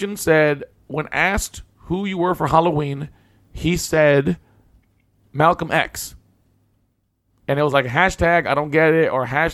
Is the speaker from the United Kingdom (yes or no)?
no; Colombia; I was born in Colombia